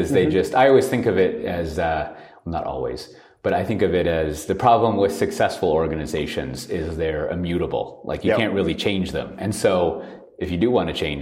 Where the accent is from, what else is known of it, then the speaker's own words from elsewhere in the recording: Austin, Texas, United States; Austin, my hometown